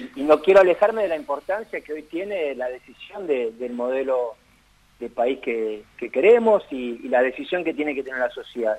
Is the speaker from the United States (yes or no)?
no; Argentina; como argentino